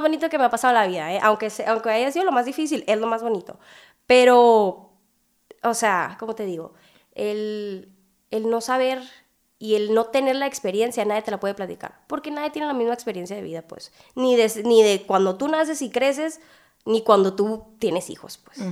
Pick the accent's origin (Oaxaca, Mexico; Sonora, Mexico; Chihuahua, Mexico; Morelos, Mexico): Sonora, Mexico; Hermosillo; soy de Hermosillo, Sonora